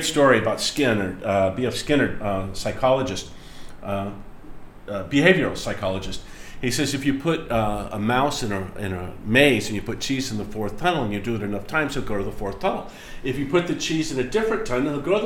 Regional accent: United States; the way that I was raised in America

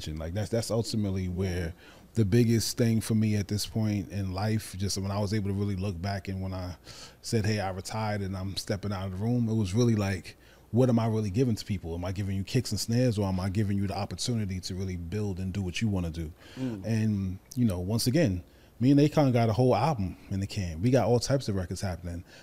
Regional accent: New York, United States; Being a New Yorker

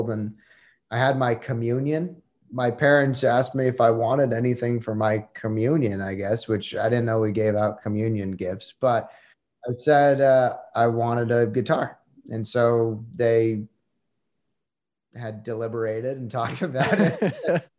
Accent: New Jersey, United States; I grew up in New Jersey

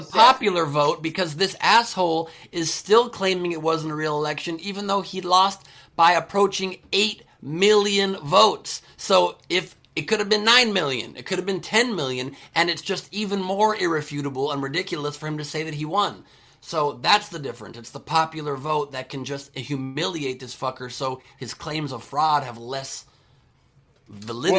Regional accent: Beverly Hills, California, United States; also born or lived in San Fernando Valley, Los Angeles / San Diego; we were lower middle class family growing up in Beverly Hills

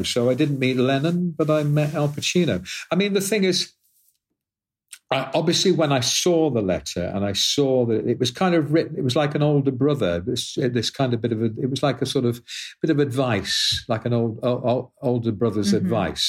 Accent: Liverpool, North West England, United Kingdom; born there; that article mentions the fact that I was born in Liverpool.

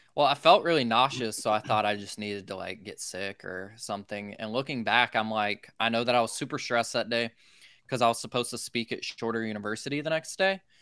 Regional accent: Social Circle, Georgia, United States; I grew up in a tiny town called Social Circle, Georgia, in the middle of nowhere

